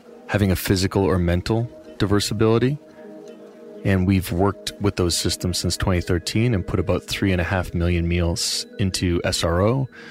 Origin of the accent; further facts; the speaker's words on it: Nova Scotia, Canada; where I grew up in Nova Scotia